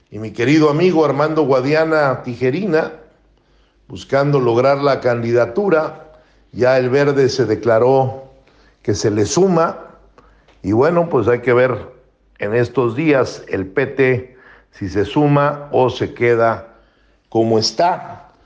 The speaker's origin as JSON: {"language": "Spanish", "country": "Mexico"}